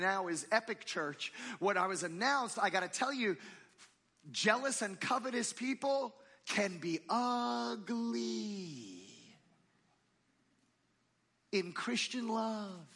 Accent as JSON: {"language": "English", "region": "New Jersey", "country": "United States", "tie": "born or raised there", "moved": "yes", "said": "I grew up in New Jersey"}